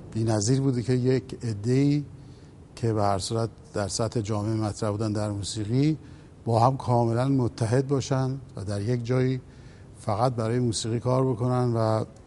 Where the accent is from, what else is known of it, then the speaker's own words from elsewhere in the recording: Iran; تو وطن خودم تو کشور خودم